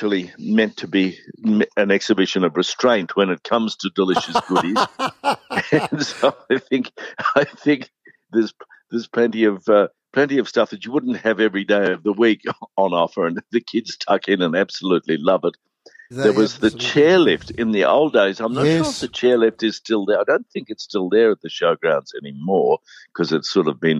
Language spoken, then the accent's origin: English; near Texas, southeast Queensland, Australia; now in Melbourne, Australia; I grew up near Texas in southeast Queensland